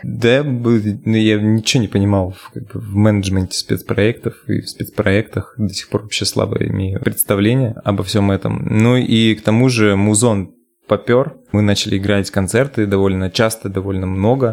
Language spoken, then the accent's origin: Russian; Nadym, Yamalo-Nenets Autonomous Okrug, Russia; moved away as an adult; now in Moscow, Russia; Я из города Надым. Это Ямало-Ненецкий автономный